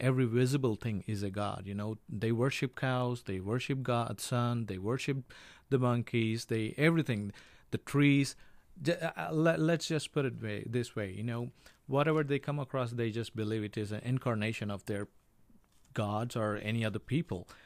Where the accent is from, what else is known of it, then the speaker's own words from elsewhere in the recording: India; I'm from India